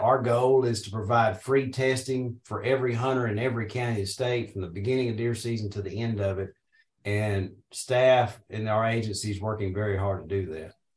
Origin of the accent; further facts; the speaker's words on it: Paragould, Arkansas, United States; I'm from Northeast Arkansas originally. I was born and raised around Paragould